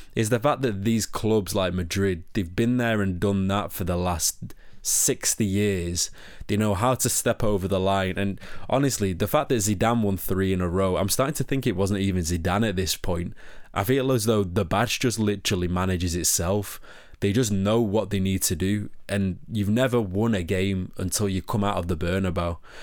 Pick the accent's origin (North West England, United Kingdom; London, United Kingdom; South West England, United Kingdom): North West England, United Kingdom; Manchester; accent: Manchester; my Manchester accent